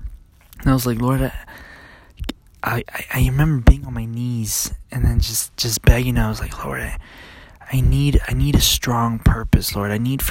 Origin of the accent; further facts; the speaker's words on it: California, United States; Okay, I grew up in, since I was 13, I grew up in California with my father.